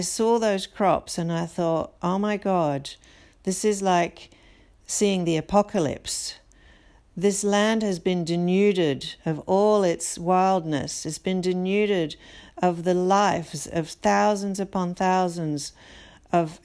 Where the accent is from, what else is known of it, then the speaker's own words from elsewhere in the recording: Brazil; moved away; I was born in Brazil and I feel a sense of loyalty and a sense of belonging to that country.